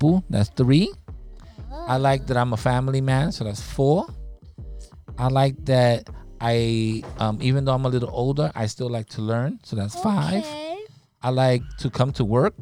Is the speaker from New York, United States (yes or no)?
yes; New York City, New York, United States; I'm not from Puerto Rico. I was born in America, but my parents were born in Puerto Rico. I was born here in Spanish Harlem